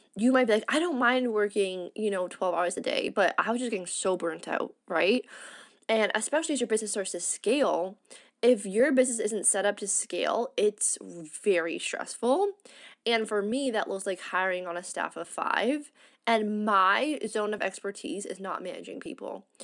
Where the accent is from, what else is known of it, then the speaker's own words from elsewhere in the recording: Canada; moved away as an adult; I'm fully integrating back into being a Canadian